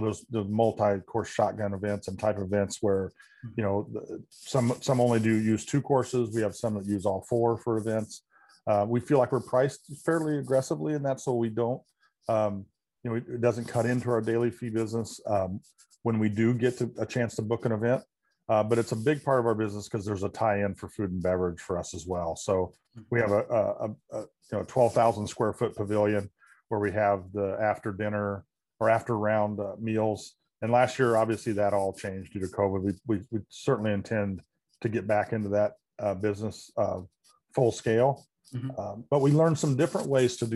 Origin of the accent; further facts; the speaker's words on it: Indiana, United States; moved away as an adult; now in Chicago area, United States; not being a native Chicago person, I always tell people, you know, when I was growing up in Indiana